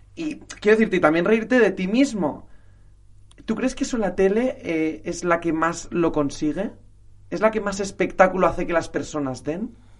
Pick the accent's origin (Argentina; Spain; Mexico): Spain; Valencian Community; yo soy valenciano